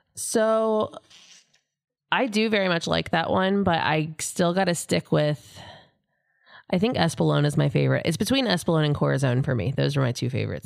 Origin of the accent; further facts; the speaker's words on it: Cincinnati, Ohio, United States; moved away as an adult; also born or lived in Daytona Beach, Florida / Tampa, Florida; I'm from Cincinnati